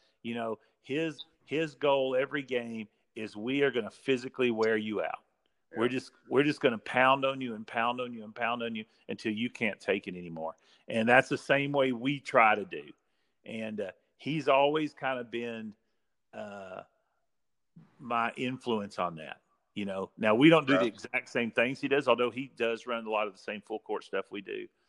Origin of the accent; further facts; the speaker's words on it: Iraan, Texas, United States; I'm from Ira and Texas. Yep. My parents kind of moved around for a while, but that's kind of where we settled. And so I grew up hardcore football, hardcore.